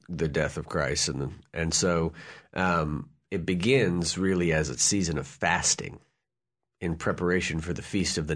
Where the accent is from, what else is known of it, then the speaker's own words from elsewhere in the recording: New Orleans, Louisiana, United States; I'm from New Orleans.